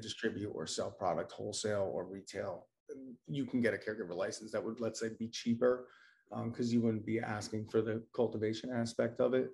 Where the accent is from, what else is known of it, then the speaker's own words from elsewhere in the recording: New Jersey, United States; now in Maine, United States; I'm originally from New Jersey